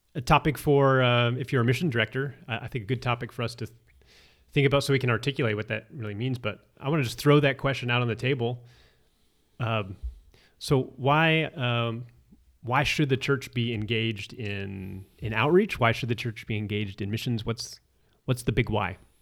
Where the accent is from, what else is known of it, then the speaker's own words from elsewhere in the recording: Arizona, United States; I'm from Arizona